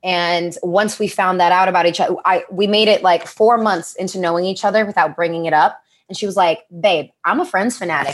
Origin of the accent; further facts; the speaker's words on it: New York, United States; moved away as an adult; now in Los Angeles, United States; I grew up in New York, too